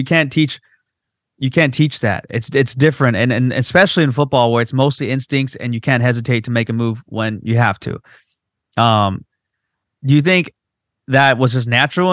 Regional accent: Whittier, California, United States; my hometown in Whittier

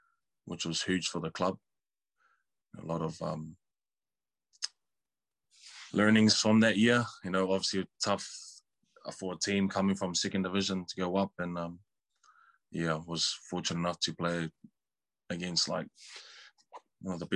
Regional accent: Auckland, New Zealand; growing up in Auckland and going through all those age grades

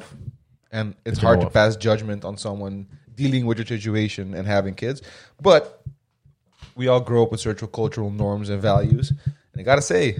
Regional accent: Curaçao; growing up on Crusoe

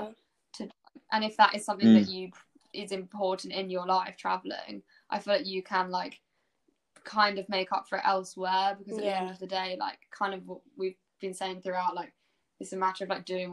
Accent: Brighton, South East England, United Kingdom; Brighton, because that's where I'm from

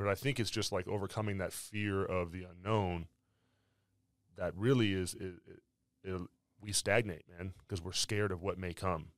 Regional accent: California, United States; I was from California

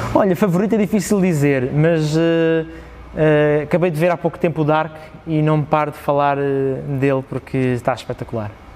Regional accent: Parede, Lisbon, Portugal; born or raised there

